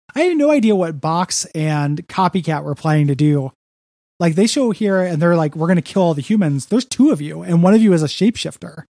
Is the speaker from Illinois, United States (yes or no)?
yes; DeKalb, Illinois, United States; moved away; my hometown of DeKalb, Illinois